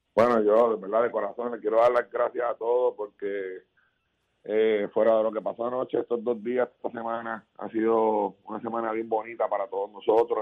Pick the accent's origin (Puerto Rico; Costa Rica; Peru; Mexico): Puerto Rico; como puertorriqueño que soy